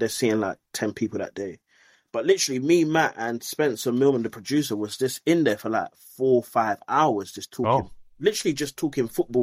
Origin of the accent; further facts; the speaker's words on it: London, United Kingdom; growing up in South London